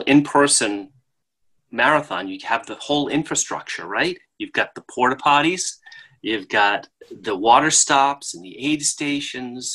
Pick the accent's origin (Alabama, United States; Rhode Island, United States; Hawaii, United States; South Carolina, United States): Rhode Island, United States; I'm from Rhode Island, the tiniest state in the union